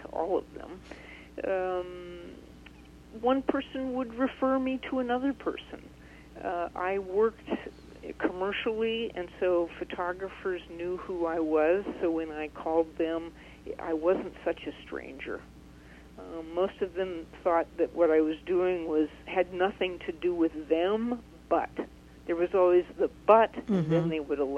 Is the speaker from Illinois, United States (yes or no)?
no; Cheyenne, Wyoming, United States; I was raised in Wyoming in this conservadox community